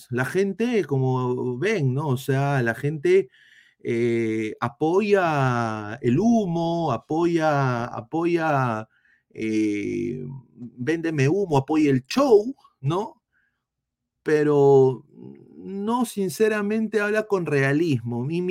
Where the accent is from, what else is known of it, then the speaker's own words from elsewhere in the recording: Peru; moved away; lo digo como peruano fuera